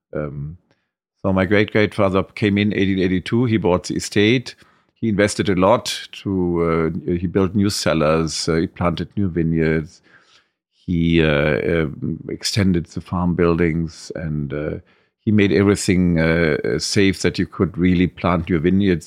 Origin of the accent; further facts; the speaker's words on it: Trier, Rhineland-Palatinate, Germany; I grew up all my life at, uh, Grunhaus, at the wine growing estate. I was born in Trier, and, uh, that's my home. I never left it.